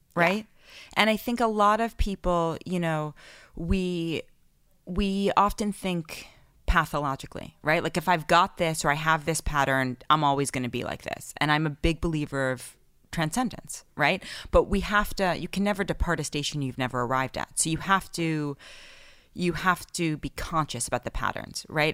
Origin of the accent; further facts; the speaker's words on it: New York City, New York, United States; I grew up in Manhattan in the eighties and nineties